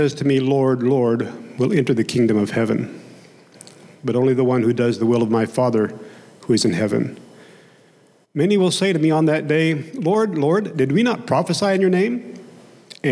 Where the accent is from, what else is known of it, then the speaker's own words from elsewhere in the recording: Oklahoma, United States; accent: Oklahomese / Okie twang; first language Okie (Oklahoma English); my native tongue of Oklahomese, Okie was my first language.